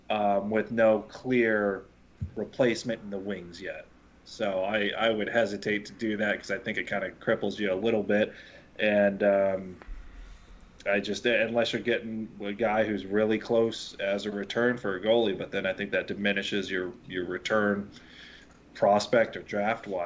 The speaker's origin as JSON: {"language": "English", "town": "Pittsburgh", "region": "Pennsylvania", "country": "United States", "tie": "born or raised there", "said": "It was growing up in Pittsburgh."}